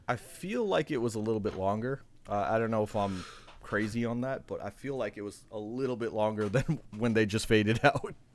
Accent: Tampa, Florida, United States; I'm not trying to knock my hometown here

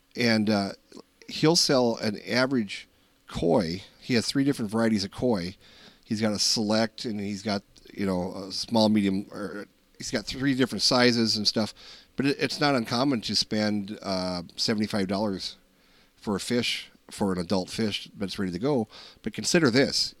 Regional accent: Minnesota, United States; We're from Minnesota

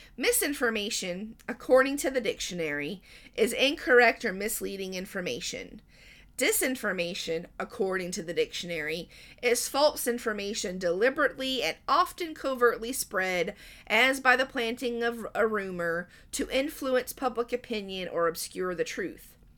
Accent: Southern United States, United States; I'm an American, more accurately a Southern American

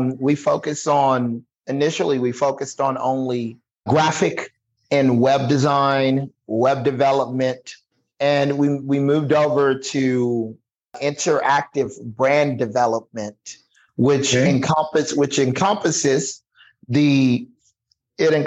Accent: Texas, United States; moved away as an adult; now in Corona, United States; born and raised in Texas

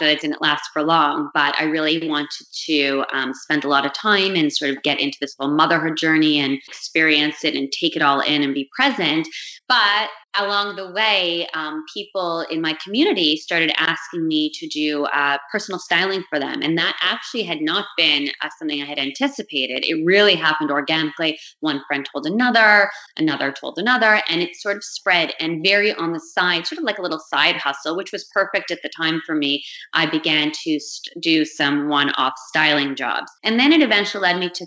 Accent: Montreal, Quebec, Canada; moved away as an adult; now in New York, United States; growing up in the Montreal community where there is this European flair

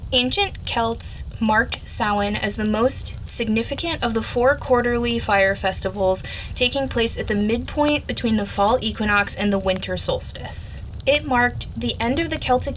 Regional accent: United States; I'm American.

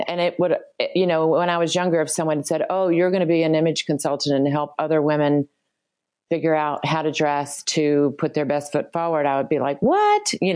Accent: Birmingham, Alabama, United States; I grew up in Birmingham, Alabama

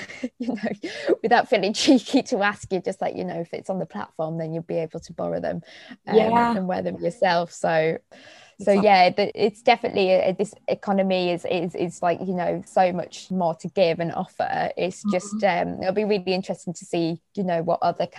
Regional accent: Middlesbrough, North East England, United Kingdom; I'm from the north, I'm from Middlesbrough

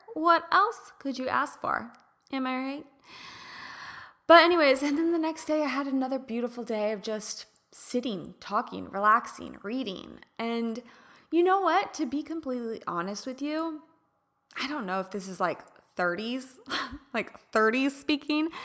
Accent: Midwest, United States; now in California, United States; I grew up in the Midwest

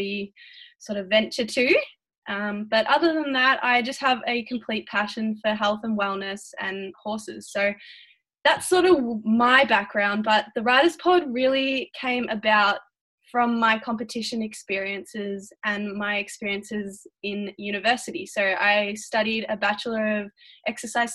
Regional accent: Melbourne, Victoria, Australia; I'm from Melbourne in Victoria, which is in Australia, on the other side of the world to you guys.

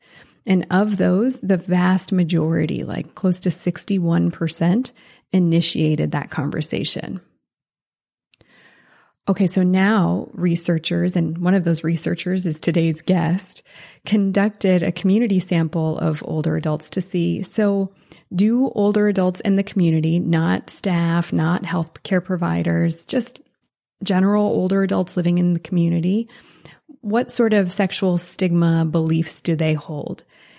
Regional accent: Switzerland; born there

